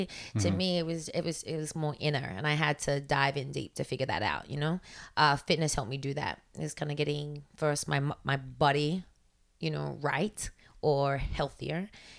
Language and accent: English; New York, United States; now in Los Angeles, United States; I mean, I came from New York with like barely nothing.